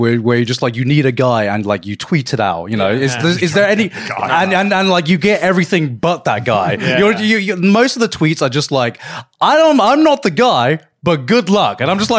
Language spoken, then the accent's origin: English; Brighton, South East England, United Kingdom; as someone who was born and raised in Brighton.